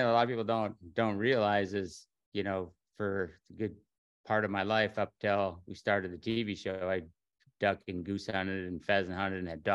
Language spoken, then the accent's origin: English; Minnesota, United States; moved away as an adult; now in Iowa, United States; I grew up in Minnesota